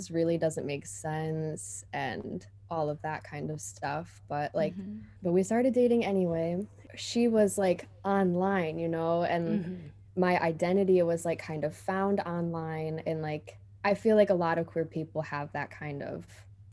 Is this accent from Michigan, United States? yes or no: yes; Michigan, United States; also born or lived in United Kingdom; I'm 25 from Michigan, US